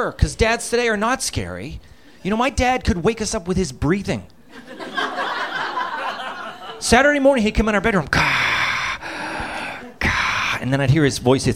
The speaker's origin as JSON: {"language": "English", "town": "Boston", "region": "Massachusetts", "country": "United States", "tie": "born or raised there", "said": "Growing up in Boston, Massachusetts. And the winters were endless there."}